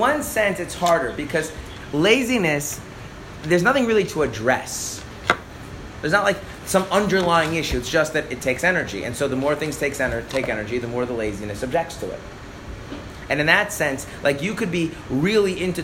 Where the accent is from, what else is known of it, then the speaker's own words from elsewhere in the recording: United States; I'm an American, so we just say English